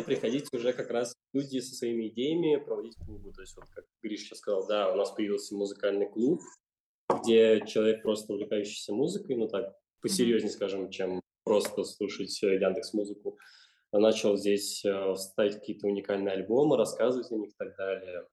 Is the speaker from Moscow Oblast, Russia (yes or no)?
yes; Chernogolovka, Moscow Oblast, Russia; я родился, вырос в Черноголовке